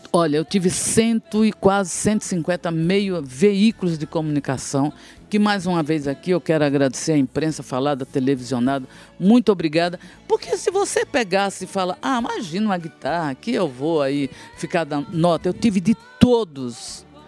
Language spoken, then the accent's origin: Portuguese; Northeast Region, Brazil; eu sou nordestina, mulher de fibra